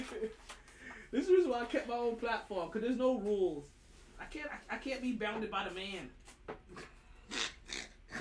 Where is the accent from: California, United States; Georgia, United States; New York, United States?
New York, United States; I'm a New Yorker